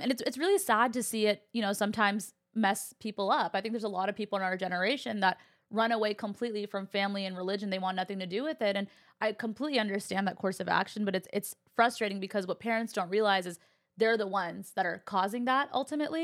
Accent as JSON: {"language": "English", "region": "California", "country": "United States", "tie": "born or raised there", "said": "I actually had a very similar dynamic in my household too, growing up in California"}